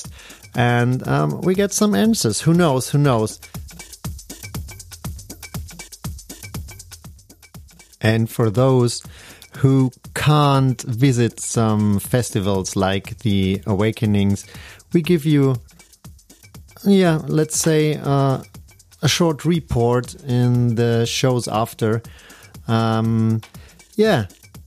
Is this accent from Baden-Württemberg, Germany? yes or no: no; Munich, Bavaria, Germany; English is a second language; I'm from Germany, Munich. So English is not my native, as you can hear.